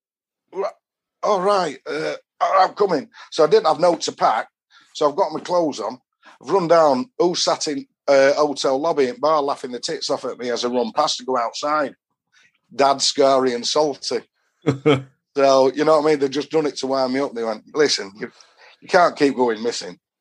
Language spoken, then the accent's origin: English; Doncaster, Yorkshire and the Humber, United Kingdom; from Donny